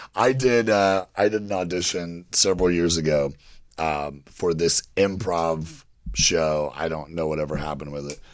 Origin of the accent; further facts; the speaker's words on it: Kentucky, United States; I grew up in Kentucky, very religious, Bible Belt